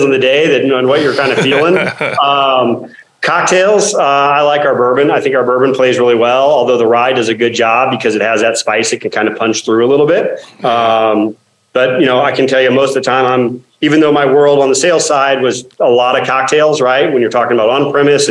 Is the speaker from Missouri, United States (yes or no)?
yes; St. Louis, Missouri, United States; now in Ohio, United States; St. Louis for me. I grew up there. I've been here in Ohio now almost 20 years